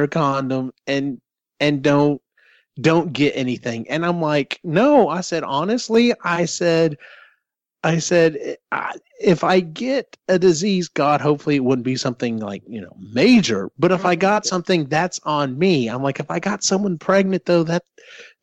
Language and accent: English; Central Texas, United States; growing up in Central Texas, being part of the Bible Belt